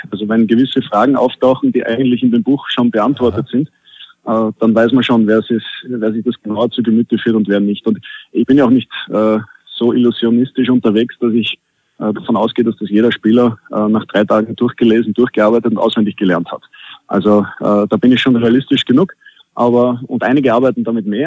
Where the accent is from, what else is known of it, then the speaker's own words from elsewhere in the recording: Austria; Und als Österreicher muss ich natürlich Skifahren sagen, auch wenn ich ah. selten bis nie dazu komme.